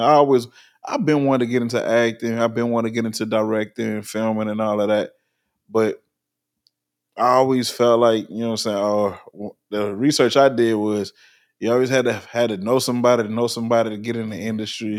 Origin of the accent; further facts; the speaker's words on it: New Orleans, Louisiana, United States; now in Virginia Beach, United States; I'm originally from New Orleans, and I live in Virginia